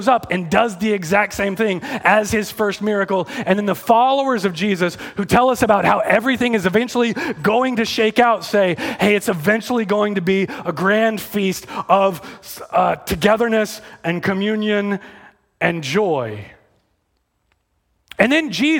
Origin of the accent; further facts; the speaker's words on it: Texas, United States; I'm from Texas. I really am from Texas.